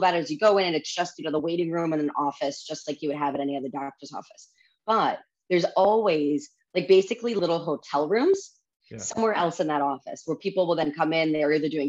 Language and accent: English; New York, United States; also born or lived in Washington, D.C.; I'm a native New Yorker